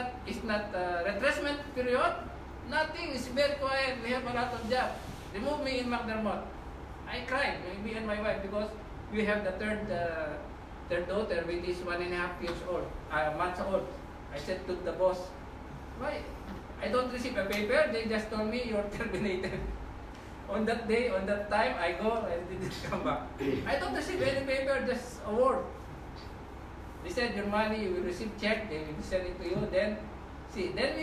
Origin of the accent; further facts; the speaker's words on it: Philippines; moved away as an adult; also born or lived in Middle East; When I went in Middle East, I came from Philippines